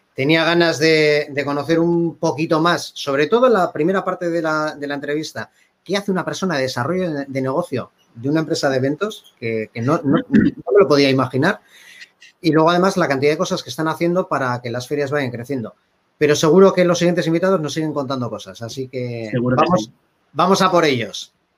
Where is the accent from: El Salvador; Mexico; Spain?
Spain; Bilbao, Basque Country; yo soy de Bilbao